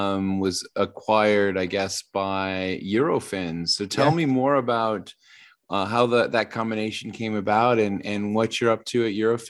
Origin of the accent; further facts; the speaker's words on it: United States; In my particular life, as an American, I'm a little odd in that my family did not have a television growing up.